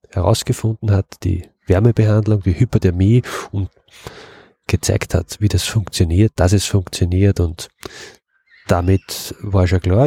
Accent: Upper Austria, Austria; moved away as an adult; now in Vienna, Austria; Ich bin aus Oberösterreich und ich bin noch fürs Studium und schlussendlich auch für die Arbeit nach, nach Wien gezogen. Und in Oberösterreich hatten wir in meiner Kindheit immer Bienen

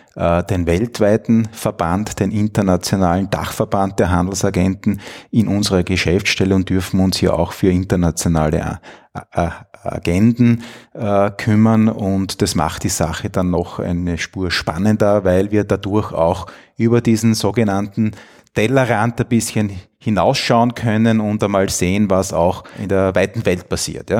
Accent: Styria, Austria; moved away as an adult; also born or lived in Bologna, Italy; now in Vienna, Austria; bin groß geworden in der Steiermark, äh, bin zweisprachig aufgewachsen. Meine Mutter stammt aus Italien

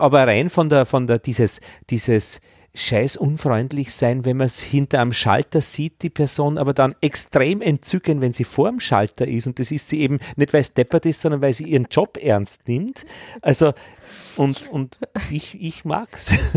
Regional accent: Austria; also born or lived in Vienna; bei uns in Österreich

